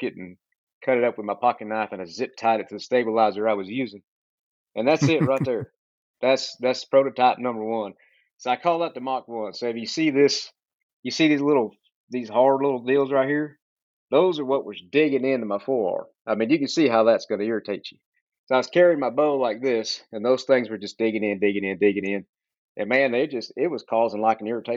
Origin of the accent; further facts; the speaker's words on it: Central Texas, United States; I'm from Texas, Central Texas, born and raised